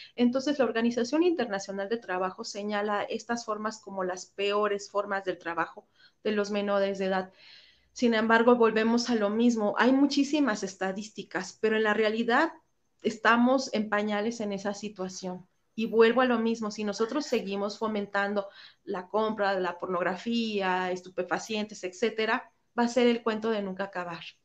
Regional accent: Mexico

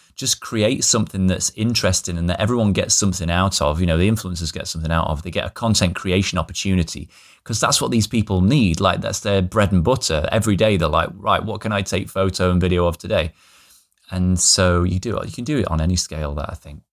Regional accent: the north of England, United Kingdom; here in, in my hometown, which is a tiny town in the north of England

